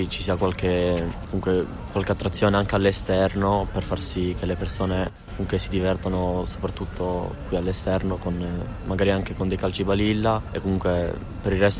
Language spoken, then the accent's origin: Italian; Val della Torre, Piedmont, Italy; vengo da Val della Torre. Io ho 15 anni